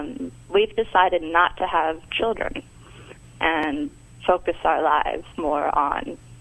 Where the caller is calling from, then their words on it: Washington, United States; I'm calling from Washington State.